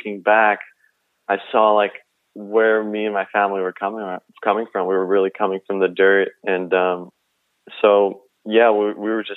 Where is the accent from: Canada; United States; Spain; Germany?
United States; suburbs of Chicago, Illinois; also born or lived in Kaunas, Lithuania; Me and my family moved to the suburbs of Chicago, and I grew up there for most of my childhood.